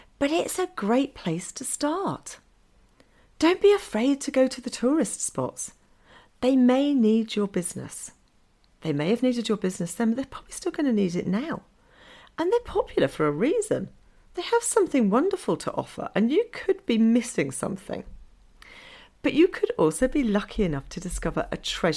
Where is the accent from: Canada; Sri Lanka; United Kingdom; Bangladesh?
United Kingdom; England; moved away as an adult; now in Norway; I still have that mindset of being in England, because I'm English